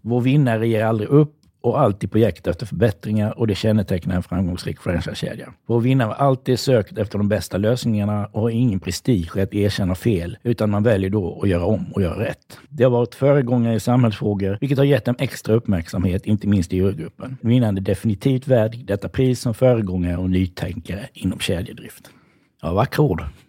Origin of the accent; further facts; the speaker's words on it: Halland County, Sweden; now in Gothenburg, Sweden; jag är inte född i Göteborg, jag är hallänning.